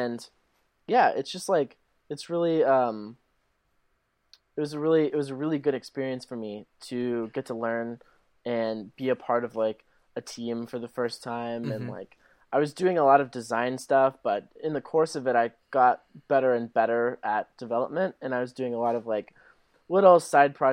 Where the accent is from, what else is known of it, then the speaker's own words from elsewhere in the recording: Arkansas, United States; moved away as an adult; also born or lived in Michigan / California; I grew up in Arkansas